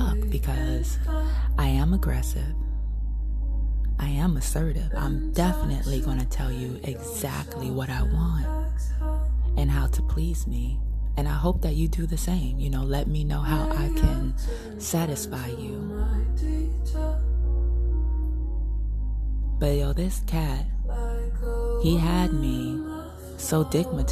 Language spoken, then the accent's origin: English; New York City, New York, United States; I'm from Coney Island.